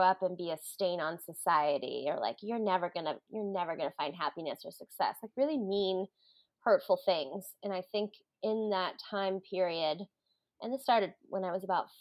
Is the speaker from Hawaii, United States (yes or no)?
yes; Hawaii, United States; I grew up in Hawaii